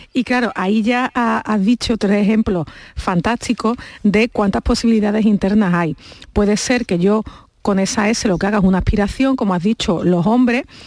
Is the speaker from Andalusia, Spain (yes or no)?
yes; Andalusia, Spain; Nosotros no somos unos glotófagos los andaluces